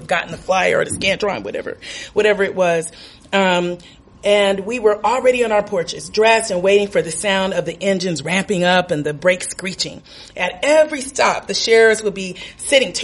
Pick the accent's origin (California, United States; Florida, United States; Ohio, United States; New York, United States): California, United States; Los Angeles; also born or lived in Compton, California; now in Chicago, United States; I grew up in and around Watts in Southern California